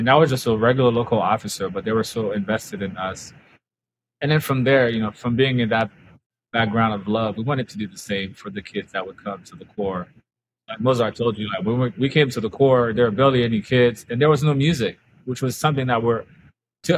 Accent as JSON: {"language": "English", "country": "Haiti", "tie": "born or raised there", "moved": "yes", "lives_now": "Florida, United States", "said": "growing up in Haiti"}